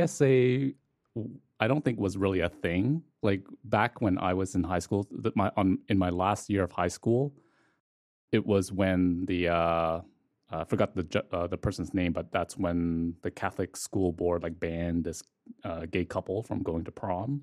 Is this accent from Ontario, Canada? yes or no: yes; Toronto, Ontario, Canada; I'm from Scarborough